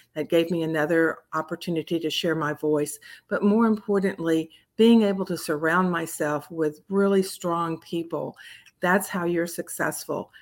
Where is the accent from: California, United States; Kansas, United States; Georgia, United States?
Georgia, United States; Columbus; moved away as an adult; also born or lived in Florida; a little hometown bank in my hometown of Columbus, Georgia